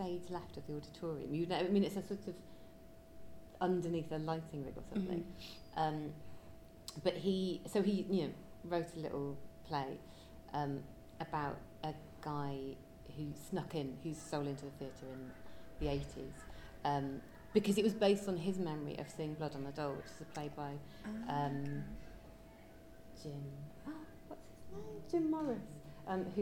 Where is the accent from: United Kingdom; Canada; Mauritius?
United Kingdom; Liverpool, North West England; I grew up in Liverpool